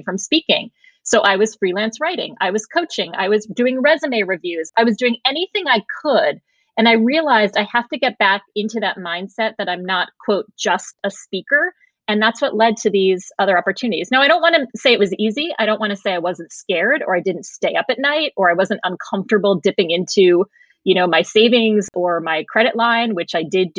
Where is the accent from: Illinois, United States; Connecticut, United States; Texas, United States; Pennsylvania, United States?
Connecticut, United States; Norwalk; I grew up in Norwalk, Connecticut, you know, the burbs